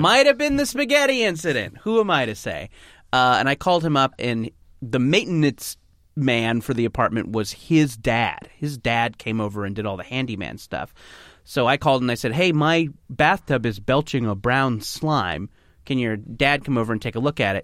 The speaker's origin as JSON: {"language": "English", "area": "Orange County", "region": "California", "country": "United States", "tie": "born or raised there", "said": "I grew up in Orange County, which is maybe an hour south of L"}